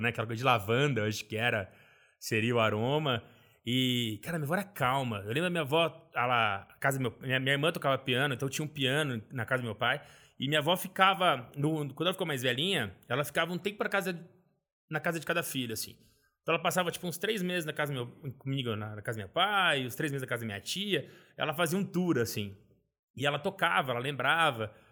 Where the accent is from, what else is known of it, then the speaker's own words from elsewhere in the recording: Valinhos, São Paulo, Brazil; also born or lived in Vinhedo; Eu nasci em Vinhedo, interior de São Paulo, mas sempre morei em Valinhas.